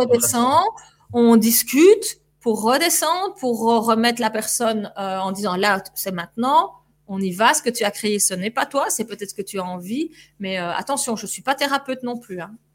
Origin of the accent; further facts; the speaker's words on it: Belgium; notre drapeau belge